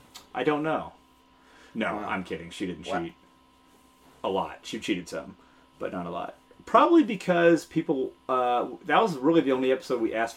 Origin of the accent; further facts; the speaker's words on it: Texas, United States; moved away; And you know I'm a Texas fan, being from Texas.